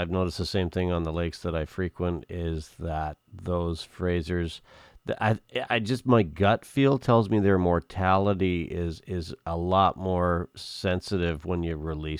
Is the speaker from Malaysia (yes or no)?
no; Okanagan, British Columbia, Canada; growing up in the Okanagan